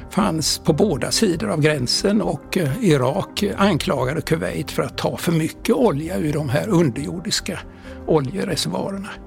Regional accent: Sweden; Jan Eliasson och jag var ju på semester hemma i Sverige.

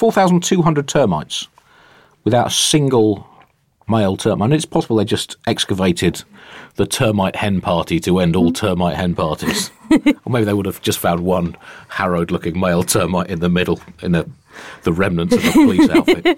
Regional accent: United Kingdom; speaking as a Brit

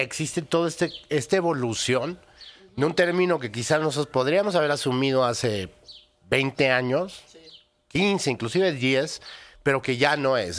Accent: Mexico; nosotros como mexicanos que vivimos la realidad

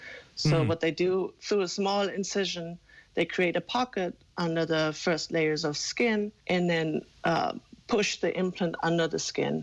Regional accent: Germany; I'm born and raised in Germany. I'm a tall German girl.

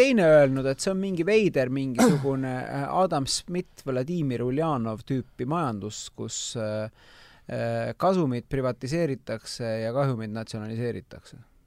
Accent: Tallinn, Harju County, Estonia; mina kasvasin Lasnamäel üles

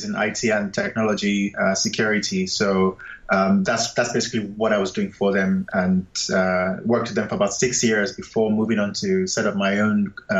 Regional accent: Lagos, Nigeria; moved away as an adult; also born or lived in Benin City, Nigeria; now in England; I was born in Nigeria, and my parents are Yoruba and Benin. Grew up in Lagos and went to university in Benin. Did some work in Lagos after graduation, and then eventually moved to England in my mid-20s

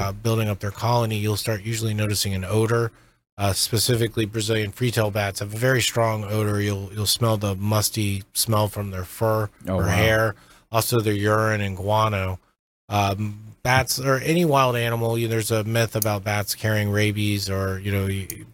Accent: Florida, United States; growing up in Florida

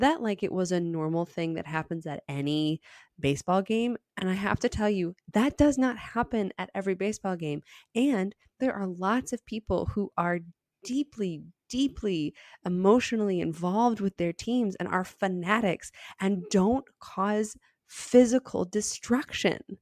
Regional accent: Dallas, Texas, United States; I'm from Dallas

